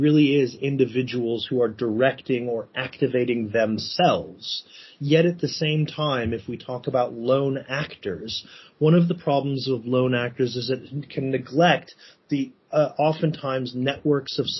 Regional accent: United States; accent: American; You can probably hear from my accent that I'm an American.

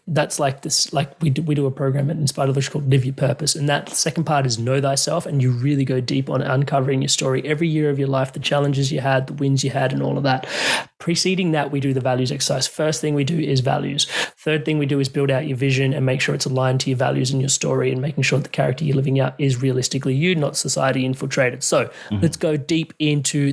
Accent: India; I know I'm Indian

